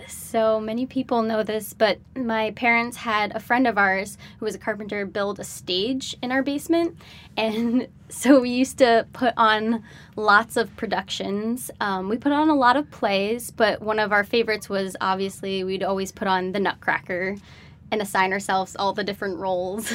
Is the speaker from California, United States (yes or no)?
no; Cleveland, Ohio, United States; We grew up in Cleveland, Ohio